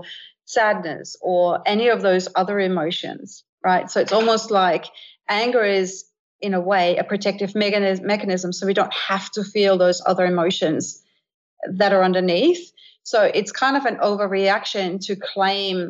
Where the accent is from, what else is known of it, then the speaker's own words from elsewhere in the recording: Denmark; moved away; I grew up in Scandinavia, in Denmark as a little girl